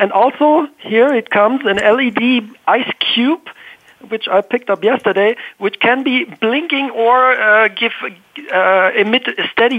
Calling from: Basel, Basel-Stadt, Switzerland; So I'm calling in from Basel, Switzerland

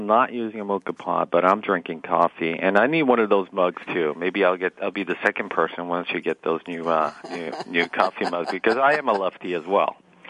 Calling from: Palo Alto, California, United States; In Palo Alto.

